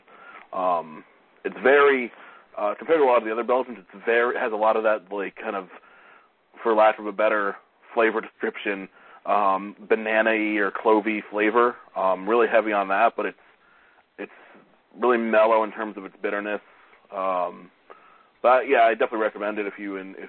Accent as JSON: {"language": "English", "town": "Stamford", "region": "Connecticut", "country": "United States", "tie": "born or raised there", "said": "my hometown in Stamford"}